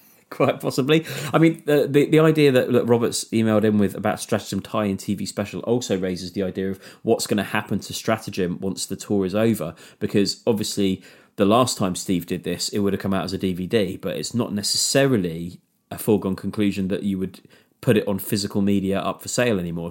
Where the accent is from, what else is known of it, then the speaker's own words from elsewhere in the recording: near Exeter, Devon, South West England, United Kingdom; near Exeter in Devon, uh, near my, near my hometown.